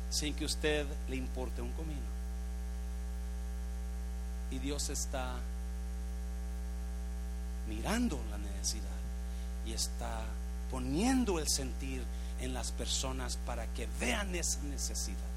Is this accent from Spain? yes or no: no; United States; born there; Yo nací en el United States. Yo me hice americano.